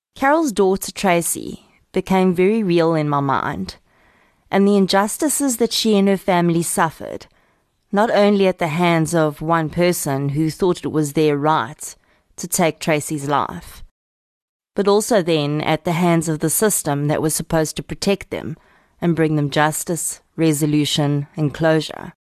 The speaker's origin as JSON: {"language": "English", "town": "Boksburg", "region": "Gauteng", "country": "South Africa", "tie": "born or raised there", "also_born_or_lived": "Kempton Park", "said": "I'm an old East Rand girl myself, having been born and raised in Boksburg in Kemptonpark."}